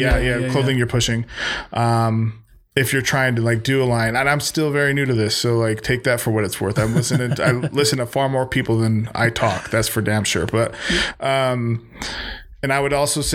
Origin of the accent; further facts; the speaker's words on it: Magna, Utah, United States; I'm from Utah. I'm from Magna